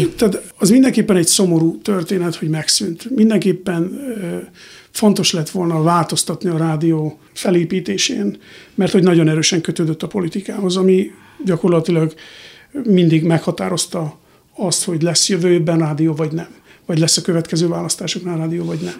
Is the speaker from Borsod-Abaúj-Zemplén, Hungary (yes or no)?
yes; Borsod-Abaúj-Zemplén, Hungary; moved away as an adult; now in United States; el kell hagynom ezt az országot, ahol felnőttem